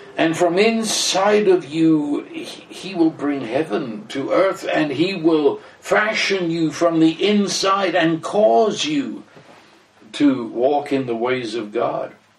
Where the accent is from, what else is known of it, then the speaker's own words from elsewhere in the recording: England, United Kingdom; I am English, I'm as British as British